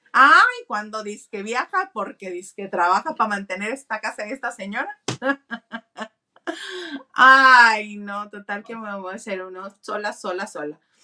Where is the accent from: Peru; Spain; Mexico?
Mexico; northern Mexico; accent: norteño; now in Mexicali, Mexico; poco a poco voy reconociendo mi acento norteño.